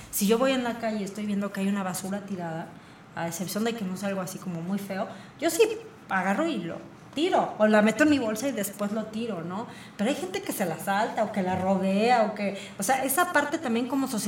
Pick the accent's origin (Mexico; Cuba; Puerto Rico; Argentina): Mexico; Querétaro; somos pocos queretanos.